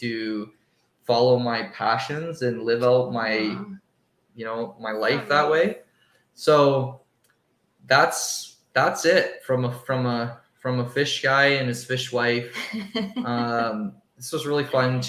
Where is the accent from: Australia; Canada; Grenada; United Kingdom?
Canada; Windsor, Ontario; we're from Windsor, Ontario, right across the border from Detroit